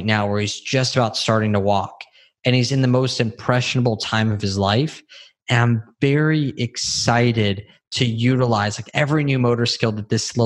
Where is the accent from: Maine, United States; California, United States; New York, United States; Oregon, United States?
California, United States; moved away as an adult; now in Texas, United States; we grew up with guns in California